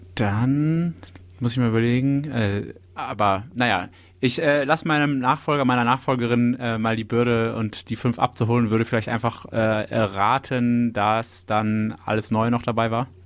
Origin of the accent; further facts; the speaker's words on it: Düsseldorf, North Rhine-Westphalia, Germany; Ich wurde in Düsseldorf geboren